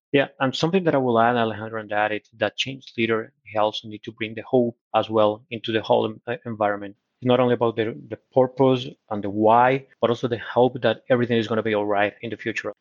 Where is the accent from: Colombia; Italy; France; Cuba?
Colombia; English is a second language; also born or lived in United States; now in Brazil; I was born in Colombia, but now I, uh, I became a Brazilian citizen